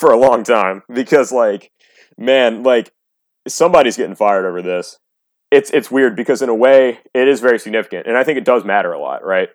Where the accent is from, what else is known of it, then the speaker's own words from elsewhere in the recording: United States; as an American